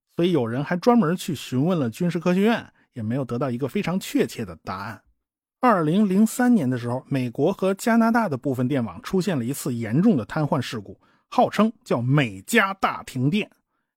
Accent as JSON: {"language": "Chinese", "country": "China", "said": "我们中国人"}